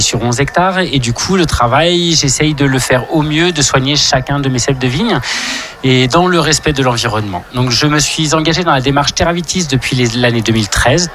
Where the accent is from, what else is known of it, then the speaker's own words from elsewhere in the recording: Morancé, Auvergne-Rhône-Alpes, France; je suis vigneron sur Morancé, un domaine familial, 14e génération connue au compteur